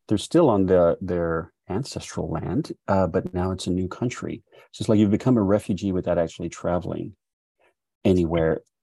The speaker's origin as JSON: {"language": "English", "region": "Texas", "country": "United States", "said": "And then I say, \"Texas.\""}